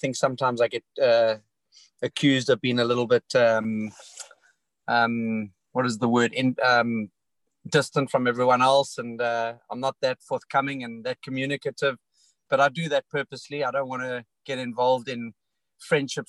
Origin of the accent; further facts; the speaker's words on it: South Africa; I came from a rugby and cricket background as a South African